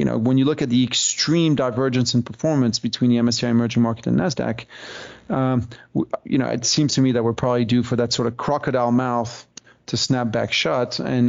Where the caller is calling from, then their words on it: British Columbia, Canada; right now I'm dialing in from Vancouver Island, where I have my house.